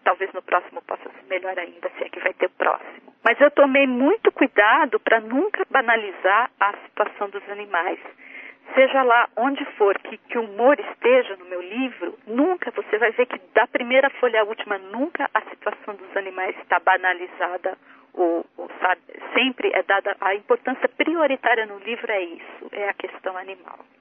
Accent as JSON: {"language": "Portuguese", "country": "Brazil", "tie": "born or raised there", "moved": "yes", "lives_now": "United States", "said": "que eu visitava quando era criança no Brasil"}